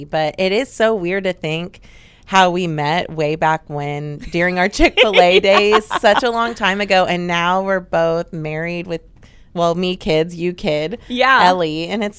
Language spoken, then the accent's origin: English; Houston, Texas, United States; So I was born and raised in Houston, Texas. And yeah, I never left just because I love it here